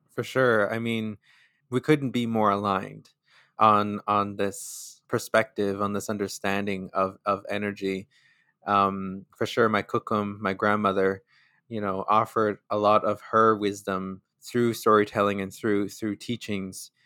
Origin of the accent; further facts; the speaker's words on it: Sturgeon Lake Cree Nation, northern Alberta, Canada; now in Winnipeg, Canada; I am from Sturgeon Lake Cree Nation, which is in Treaty Eight territory in northern Alberta